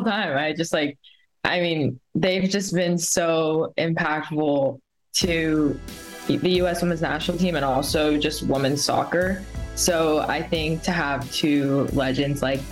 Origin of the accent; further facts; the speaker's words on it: the Bay Area, California, United States; I grew up in the Bay